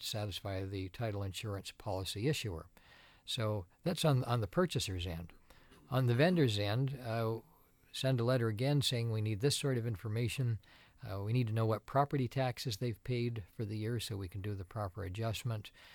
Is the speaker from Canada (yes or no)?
yes; Tecumseh, Ontario, Canada; also born or lived in Toronto; now in Windsor, Canada; I grew up in Tecumseh, and, uh, Like most kids in Tecumseh, I g, worked at Green Giant